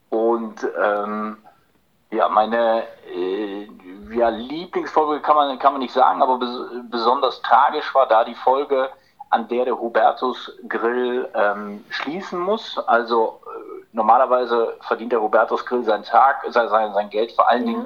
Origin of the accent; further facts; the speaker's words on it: Korbach, Hesse, Germany; den damals äh, viel größeren Club in, in meiner Heimatstadt Korbach, den SV 09 Korbach